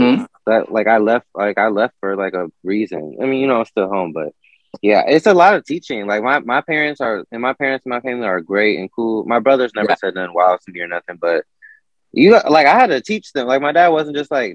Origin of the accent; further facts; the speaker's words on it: Elyria, Ohio, United States; I grew up in Elyria, Ohio. Lorain, Ohio